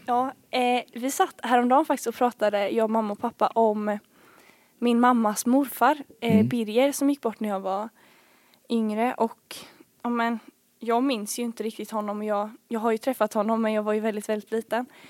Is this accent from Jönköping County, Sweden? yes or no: yes; Bankeryd, Jönköping County, Sweden; also born or lived in Falun / Smålandsstenar; jag har bott här i Bankeryd sedan jag var 4-5 år